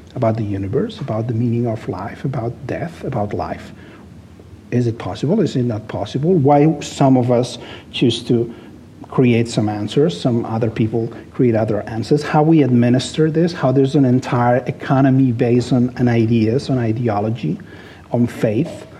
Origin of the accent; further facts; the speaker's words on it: Barcelona, Catalonia, Spain; English is a second language; moved away as an adult; now in Los Angeles, United States; I was born in Barcelona, I was raised there, I lived there most of my life.